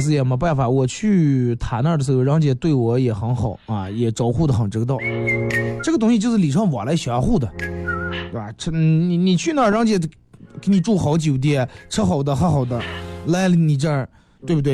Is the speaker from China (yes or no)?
yes; Northeast China, China; 我是个东北人啊